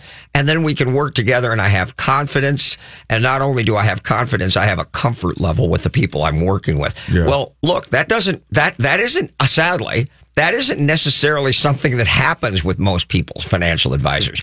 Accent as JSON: {"language": "English", "town": "Crookston", "region": "Minnesota", "country": "United States", "tie": "born or raised there", "said": "I'm from a small town, or at least spent a lot of time growing up in Crookston, Minnesota"}